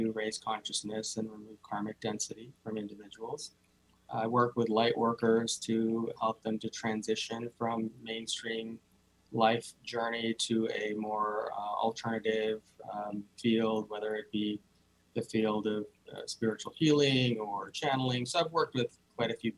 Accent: India; I was born in India, I grew up in a traditional Indian family

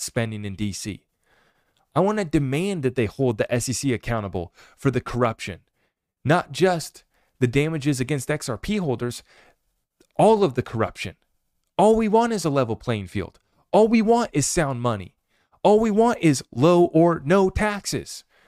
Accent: United States

